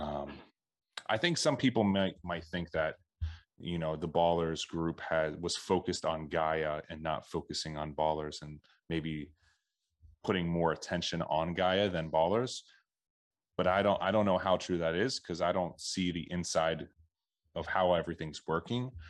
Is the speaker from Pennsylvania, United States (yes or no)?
yes; Philadelphia, Pennsylvania, United States; I grew up around the Philadelphia area